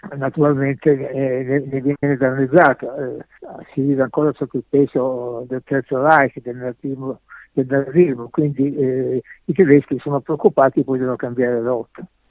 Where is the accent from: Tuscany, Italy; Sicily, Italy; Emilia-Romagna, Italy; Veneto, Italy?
Sicily, Italy; now in Germany; come siciliano